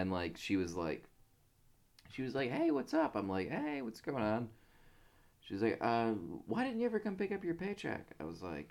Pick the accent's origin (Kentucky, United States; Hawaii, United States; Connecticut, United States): Kentucky, United States; We're from Kentucky, so saying I worked at a distillery is thankfully pretty vague.